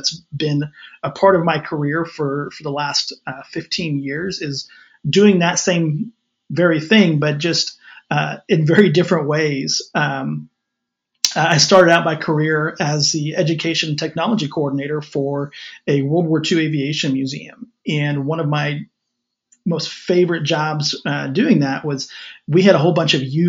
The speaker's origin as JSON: {"language": "English", "region": "West Texas", "country": "United States", "tie": "born or raised there", "said": "my hometown out here in West Texas"}